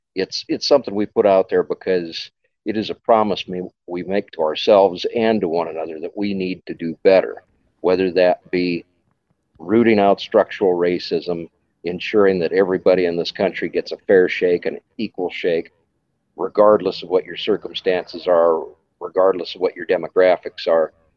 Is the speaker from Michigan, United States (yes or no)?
no; Wyoming, United States; now in Johnson County, Iowa, United States; I'm originally from Wyoming.